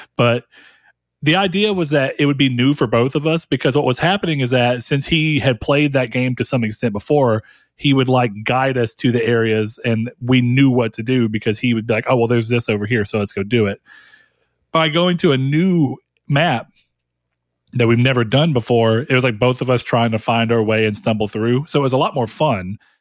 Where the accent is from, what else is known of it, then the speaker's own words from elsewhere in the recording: the South, United States; I'm from the South